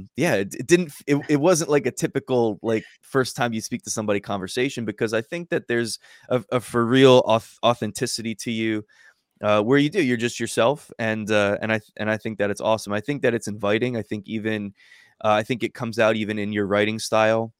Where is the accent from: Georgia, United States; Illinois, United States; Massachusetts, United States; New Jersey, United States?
New Jersey, United States; moved away as an adult; now in Alabama, United States; I'm originally from New Jersey. I grew up there my whole life